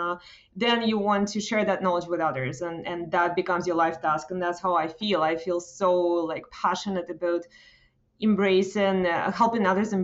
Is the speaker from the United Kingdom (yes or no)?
no; Russia; now in Toronto, Canada; I come from Soviet Union, former Soviet Union